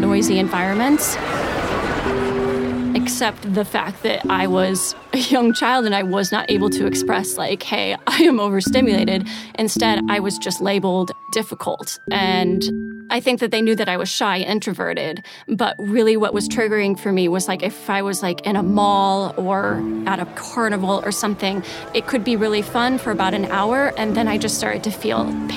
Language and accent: English; Iowa, United States; moved away as an adult; also born or lived in Minnesota; I grew up in Iowa in a really quiet place and a really quiet family.